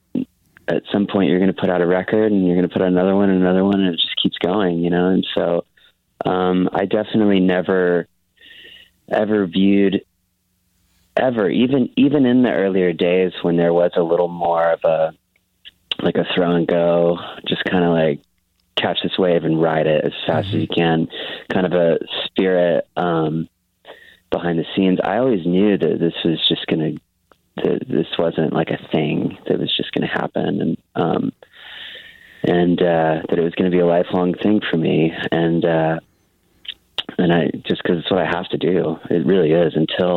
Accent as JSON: {"language": "English", "town": "Dallas", "region": "Texas", "country": "United States", "tie": "born or raised there", "also_born_or_lived": "Los Angeles", "said": "I'm from Texas, and I lived in Dallas, Fort Worth pretty much my whole life"}